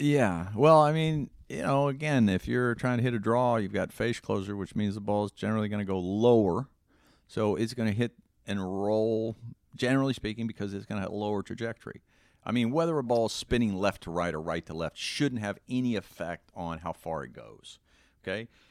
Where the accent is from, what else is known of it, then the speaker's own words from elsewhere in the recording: Texas, United States; I grew up in Texas